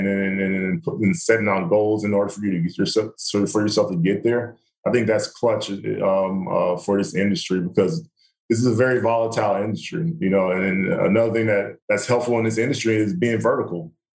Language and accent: English; the South, United States; moved away; I grew up in the South.